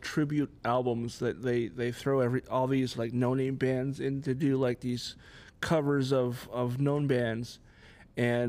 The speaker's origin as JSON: {"language": "English", "town": "Issaquah", "region": "Washington", "country": "United States", "tie": "born or raised there", "said": "I grew up out in Issaquah"}